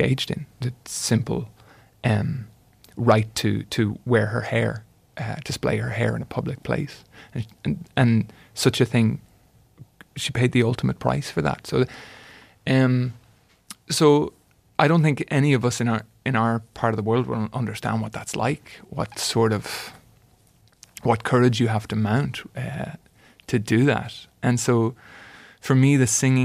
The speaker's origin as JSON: {"language": "English", "country": "Ireland", "said": "I was writing it as an Irishman"}